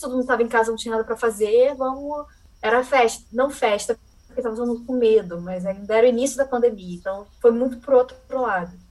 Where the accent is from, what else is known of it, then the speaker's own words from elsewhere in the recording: Niterói, Rio de Janeiro, Brazil; Eu sou de Niterói